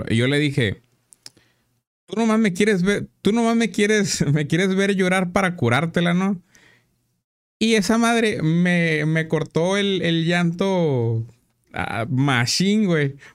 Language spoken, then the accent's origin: Spanish; Mexico; Porque somos mexicanos, güey